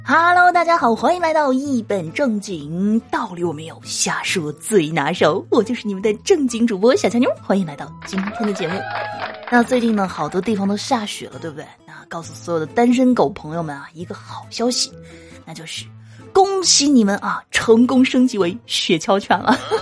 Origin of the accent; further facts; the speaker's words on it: Guangdong, China; 身为广东人